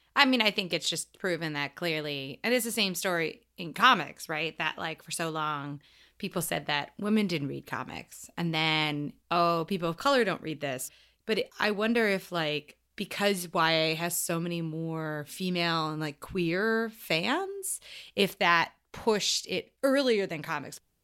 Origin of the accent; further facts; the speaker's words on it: United States; a girl growing up in America